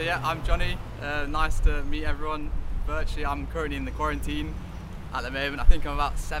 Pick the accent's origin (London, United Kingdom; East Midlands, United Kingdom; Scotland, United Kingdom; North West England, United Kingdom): East Midlands, United Kingdom; Nottingham; moved away as an adult; also born or lived in Leeds; now in Falkland Islands; I'm 23. I'm from Nottingham. I graduated last summer from the University of Leeds.